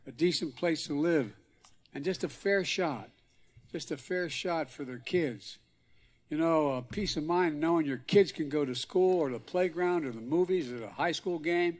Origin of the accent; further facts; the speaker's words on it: Scranton, Pennsylvania, United States; growing up in Scranton